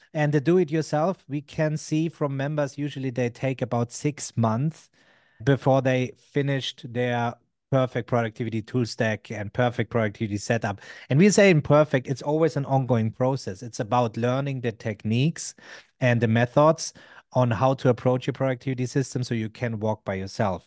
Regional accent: Germany; I'm from Germany

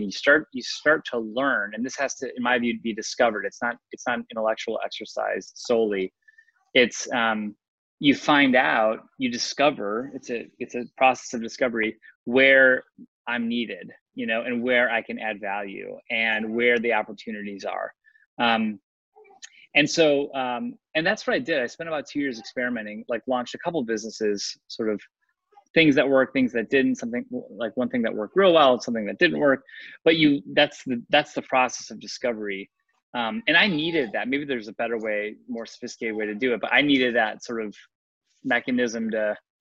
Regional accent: Chicago, Illinois, United States; I'm from Chicago, went to school in Chicago

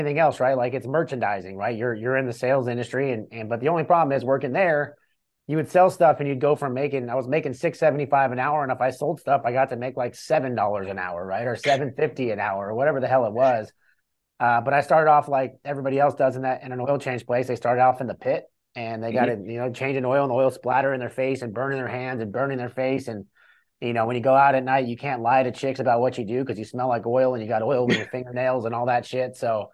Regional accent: California, United States; moved away as an adult; also born or lived in Cleveland, Ohio; I'm from California originally. My early 20s, I got in a lot of trouble and I was doing a bunch of stupid shit. And I decided, hey, I'm going to get out of California

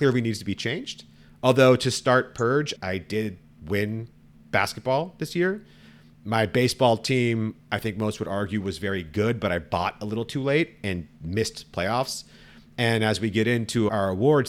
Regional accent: the Bay Area, California, United States; I grew up in the Bay

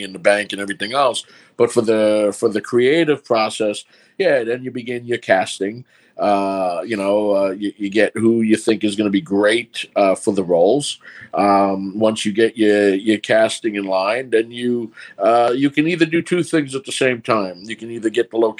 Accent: New York City, New York, United States; accent: New York; also born or lived in Brooklyn; Born in Brooklyn, raised in Queens, New York City.

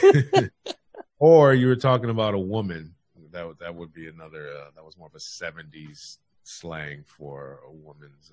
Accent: California, United States; I'm from California

